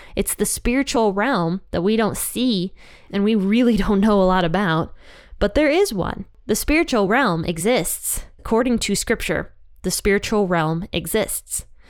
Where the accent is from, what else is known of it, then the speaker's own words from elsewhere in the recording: Ohio, United States; I love Ohio because it's my home state